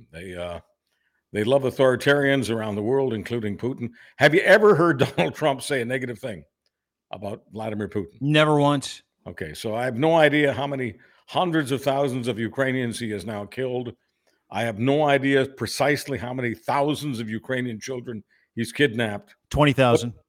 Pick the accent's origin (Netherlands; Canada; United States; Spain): Canada; I, I as a Canadian, I'm always embarrassed about some of the stuff that is in our